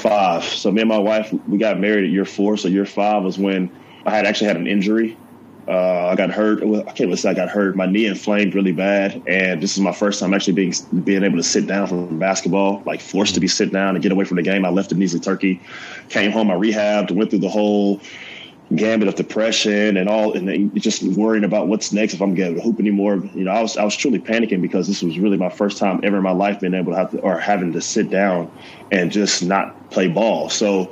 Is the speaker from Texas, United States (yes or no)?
no; Auburn, Alabama, United States; moved away as an adult; now in Chattanooga, United States; I'm originally from Auburn, Alabama